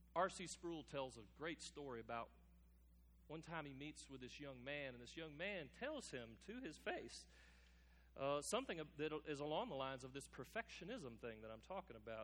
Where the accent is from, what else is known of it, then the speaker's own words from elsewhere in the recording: United States; us as American Christians